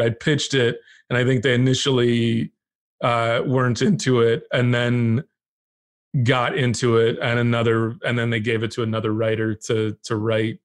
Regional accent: Texas, United States; moved away; I grew up in Texas

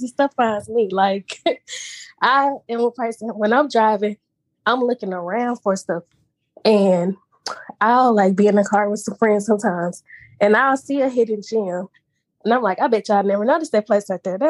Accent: Memphis, Tennessee, United States; I'm from Memphis. And I grew up with my dad

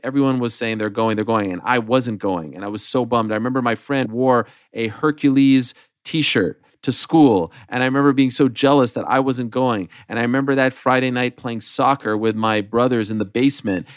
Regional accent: Montreal, Quebec, Canada; moved away as an adult; my friends in in the community that I grew up in in Montreal

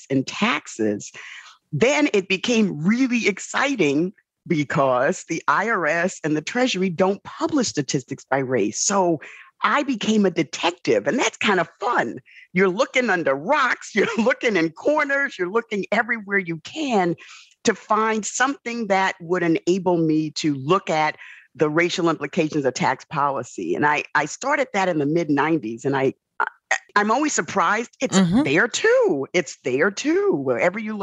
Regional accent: New York City, New York, United States; born and raised in the South Bronx

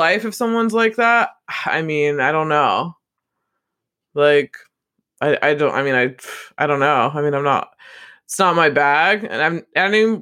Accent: United States; I think we're Americans

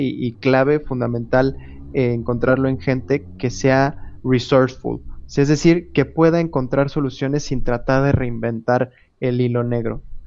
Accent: Querétaro, Mexico; also born or lived in Monterrey; Yo soy de Querétaro, me fui a Monterrey, pero conservé en WhatsApp mi número de Querétaro

